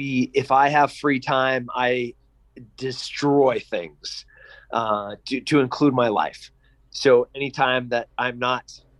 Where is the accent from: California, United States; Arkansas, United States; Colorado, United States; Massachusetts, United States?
California, United States; San Luis Obispo; I was born in San Luis Obispo, California